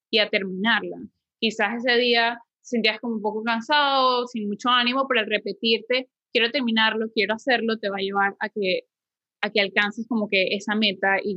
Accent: Venezuela; now in Panama; soy de Venezuela y cuando llegué a Panamá

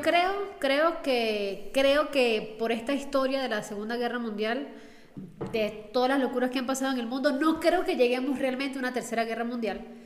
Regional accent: Venezuela; somos de Venezuela

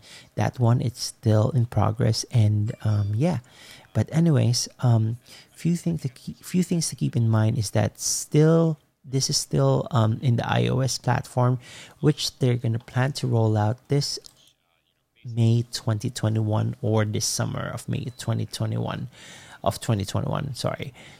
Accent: East Coast, United States; I'm from the East Coast, and I met my folks in the West Coast Clubhouse.

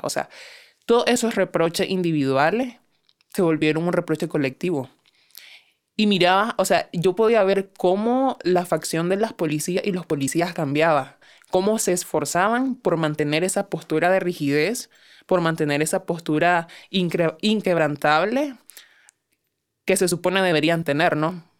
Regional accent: Nicaragua; Como ciudadanos nicaragüenses con plenos derechos

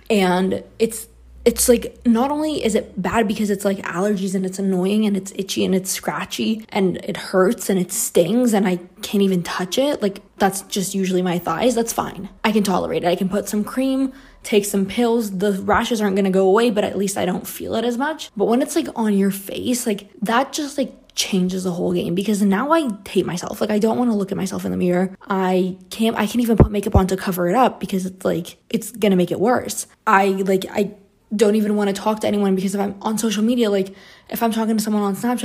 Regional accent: Brazil; moved away as an adult; now in Canada; I grew up in Brazil, so I've lived here my whole life, and the whole time that I lived here before I moved to Canada

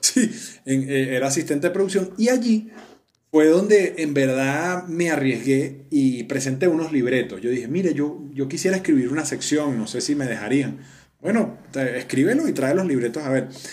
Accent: Venezuela; moved away as an adult; now in Colombia

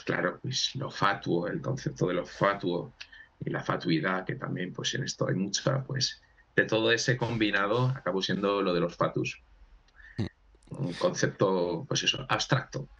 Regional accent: Huesca, Aragon, Spain; somos muchos de Huesca, muchos de nosotros somos de Huesca, entonces eh, aquí se nos llama Fatos a los de Huesca

